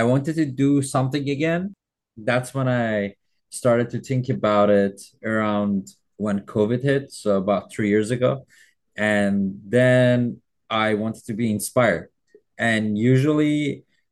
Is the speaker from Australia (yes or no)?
no; Iran; first language Persian; English is a second language; moved away as an adult; now in Canada; I was born and raised in Iran